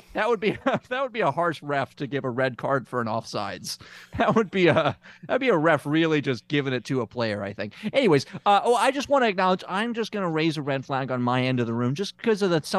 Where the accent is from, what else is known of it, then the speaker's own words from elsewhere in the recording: Memphis, Tennessee, United States; And it's also in my hometown of Memphis, Tennessee.